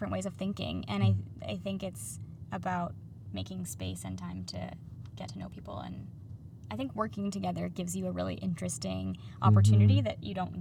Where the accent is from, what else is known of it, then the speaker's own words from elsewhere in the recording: Pennsylvania, United States; moved away as an adult; also born or lived in New York / Vancouver; now in Toronto, Canada; I grew up in Pennsylvania in a small town